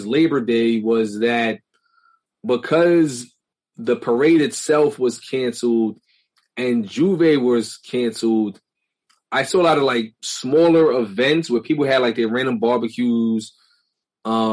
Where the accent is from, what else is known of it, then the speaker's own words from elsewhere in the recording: New York City, New York, United States; we all grew up in Brooklyn